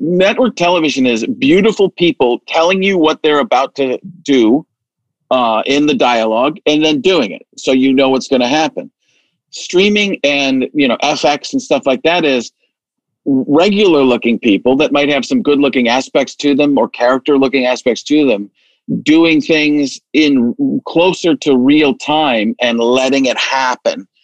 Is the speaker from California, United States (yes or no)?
no; Wisconsin, United States; I grew up in Wisconsin, so I was uh, growing up pretty much a Packer fan by state law